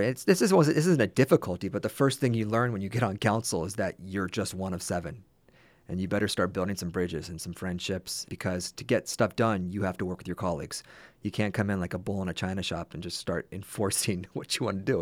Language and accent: English; California, United States; back to California and back into my hometown